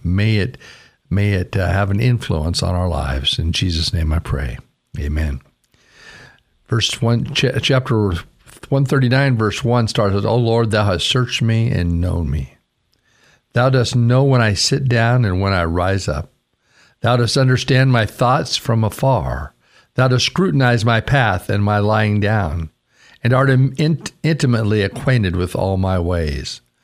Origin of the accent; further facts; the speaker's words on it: Caldwell, Idaho, United States; moved away as an adult; also born or lived in Vancouver, Washington; growing up in Idaho and being raised in, in Caldwell